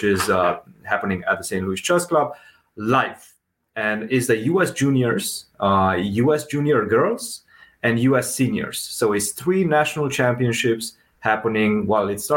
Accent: Romania; moved away as an adult; now in United States; Before college, I come from Romania. So we don't have a big basketball culture in Romania

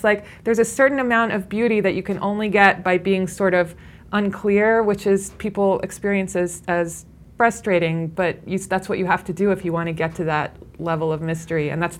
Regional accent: Midwest, United States; I went to Brown after I came from the Midwest.

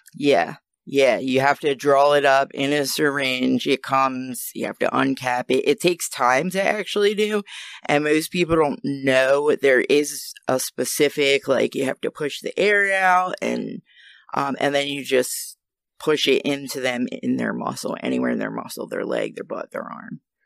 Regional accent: New Jersey, United States; moved away as an adult; now in Maryland, United States; I'm from New Jersey

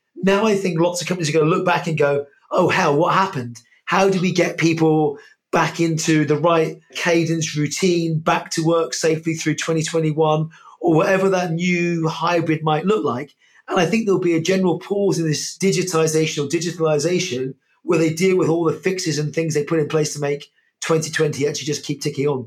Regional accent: United Kingdom; I'm British, Irish, British

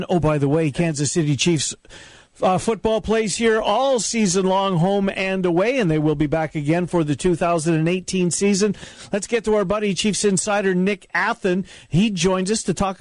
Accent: Winnipeg, Manitoba, Canada; born or raised there; moved away

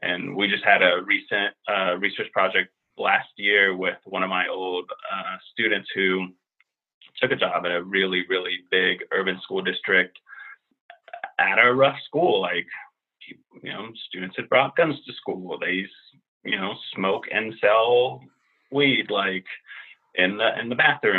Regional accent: Finland; also born or lived in Europe / New York; now in Washington, D.C. area, United States; a white Finnish guy who's middle-aged

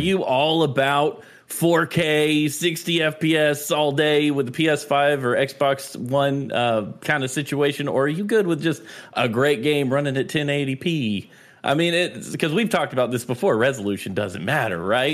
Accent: North Carolina, United States; I am from North Carolina.

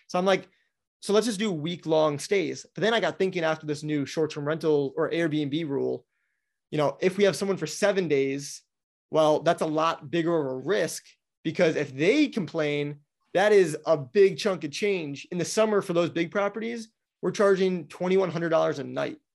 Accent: Wisconsin, United States; now in Florida, United States; I grew up in Wisconsin

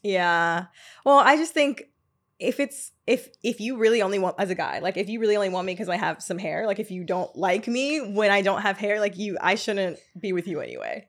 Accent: Atlanta, Georgia, United States; now in New York, United States; I'm not from New York, I'm from Atlanta.

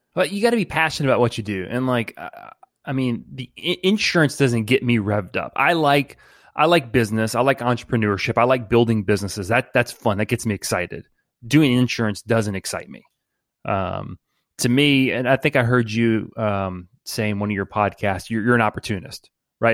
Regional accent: New Orleans, Louisiana, United States; from New Orleans, born and raised in the 504

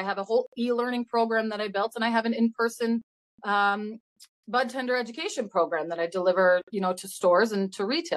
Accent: Michigan, United States; now in Canada; I'm from Michigan originally, actually. So when I go back there to visit my family

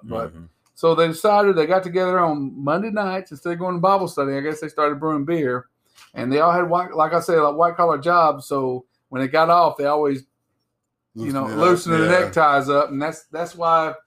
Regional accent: the South, United States; accent: drawl; I'm from the South, so it's going to get drawled out some.

